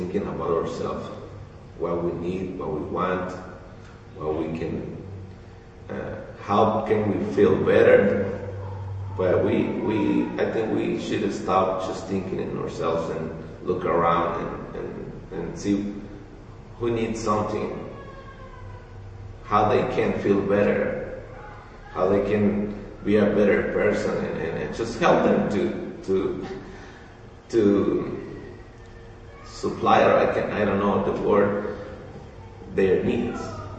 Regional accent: Mexico; first language Spanish; English is a second language; I'm from Mexico

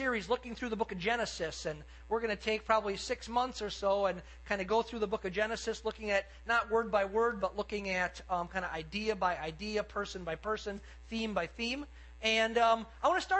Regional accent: Cedarburg, Wisconsin, United States; I grew up in Cedarburg

